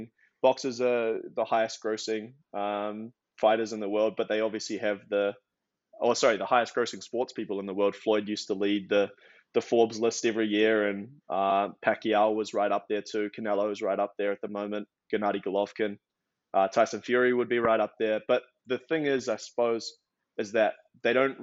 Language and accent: English; New Zealand; also born or lived in Australia; now in United States; I now live in America, but originally from New Zealand by way of Australia.